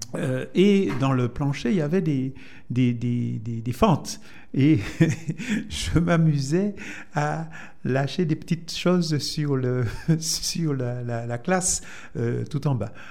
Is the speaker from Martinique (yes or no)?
yes; Fort-de-France, Martinique; also born or lived in Saint-Esprit, Martinique; Et je suis né à Fort-de-France, dans un quartier euh, que j'aime euh, beaucoup toujours, même si je n'y vais pas souvent, donc euh, au quartier Hermitage, donc à Fort-de-France